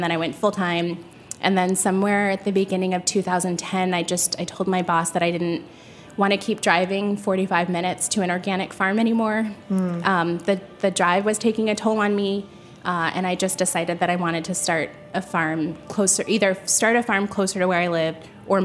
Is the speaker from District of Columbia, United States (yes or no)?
yes; Washington, District of Columbia, United States; my hometown